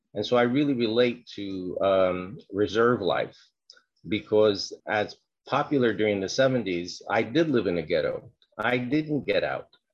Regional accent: New York City, New York, United States; I was born in the South Bronx during a period of um, a lot of violence. I'm Puerto Rican

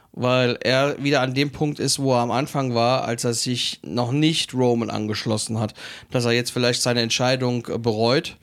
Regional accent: Germany; bei uns in Deutschland

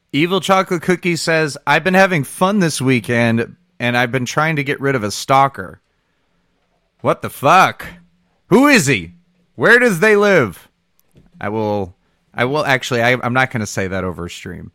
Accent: Michigan, United States; I'm from Michigan

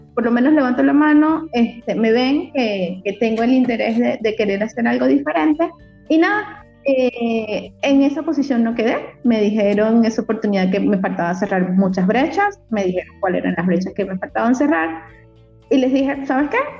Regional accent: Barcelona, Anzoátegui, Venezuela; moved away as an adult; also born or lived in Caracas, Venezuela; now in Mexico; estaba en Barcelona, que es mi ciudad de origen

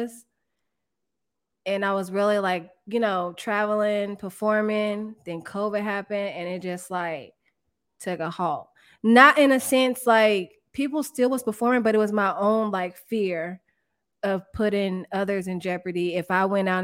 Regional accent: Grand Prairie, Texas, United States; also born or lived in Germany

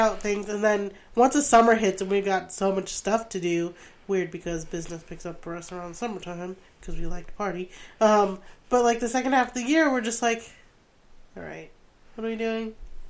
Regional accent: Rhode Island, United States; accent: Rhode Island; I found out on this trip that I have lost my Rhode Island accent. And so, I'm a little heartbroken. I never had, like a deep cut, like, Rhode Island accent, but I'm going to bring it back.

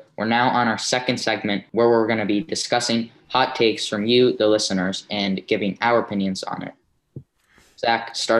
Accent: New York City, New York, United States

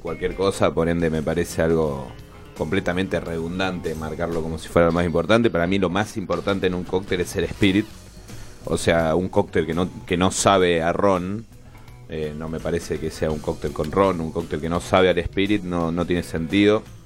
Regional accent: Córdoba, Argentina; also born or lived in Catamarca; now in Buenos Aires, Argentina; Yo nací en un pueblo que, se llama, que es Catamarca, en el norte del país, y después me crié en Córdoba

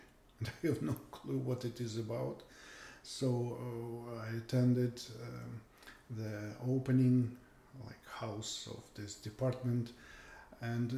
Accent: Yaroslavl, Yaroslavl Oblast, Russia; English is a second language; moved away as an adult; also born or lived in St. Petersburg, Russia; now in Canada; I'm originally from Russia

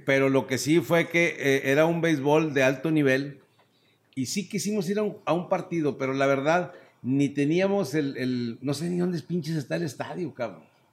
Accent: Torreón, Coahuila, Mexico; Yo soy de Torreón, pero desde niño fuimos siempre de vacaciones a Mazatlán

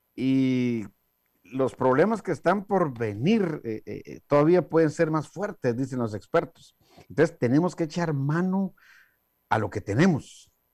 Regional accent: Guatemala; moved away; mi país de origen, Guatemala

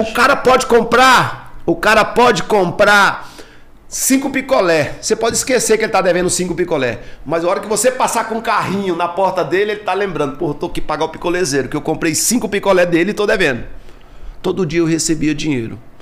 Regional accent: Taguatinga, Federal District, Brazil; Candango da gema mesmo, seu candango brasiliense mesmo, nasci aqui no São Vicente de Paulo, em Taguatinga, tenho muito orgulho de ser taguatinguense

